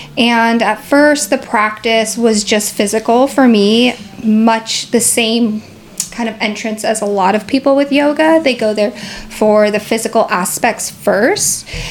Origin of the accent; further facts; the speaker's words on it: Seattle, Washington, United States; I'm from Seattle